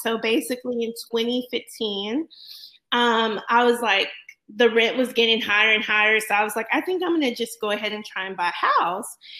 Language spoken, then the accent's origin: English; Corpus Christi, Texas, United States; also born or lived in Houston; I grew up in Corpus Christi, Texas